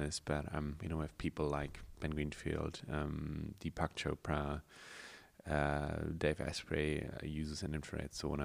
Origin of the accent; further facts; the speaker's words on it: Germany; moved away as an adult; now in New Zealand; I was from Germany, came to New Zealand